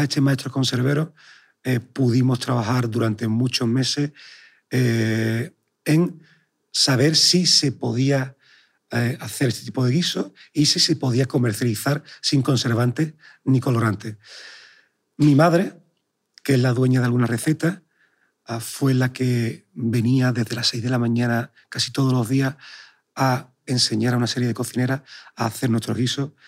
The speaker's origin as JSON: {"language": "Spanish", "town": "Sanlúcar de Barrameda", "region": "Andalusia", "country": "Spain", "tie": "born or raised there", "also_born_or_lived": "Madrid / New York / Chicago", "moved": "yes", "said": "nací en Sanlúcar de Barrameda"}